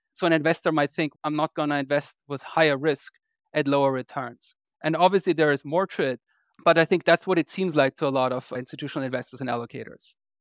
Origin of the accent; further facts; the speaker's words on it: Vienna, Austria; moved away as an adult; also born or lived in London, United Kingdom; now in United States; I grew up in Austria. I'm actually Austrian. I grew up in Vienna